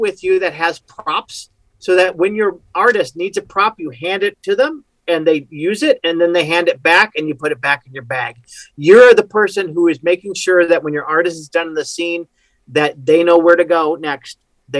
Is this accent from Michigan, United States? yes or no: yes; Mount Pleasant, Michigan, United States; Yeah, I'm from Michigan originally.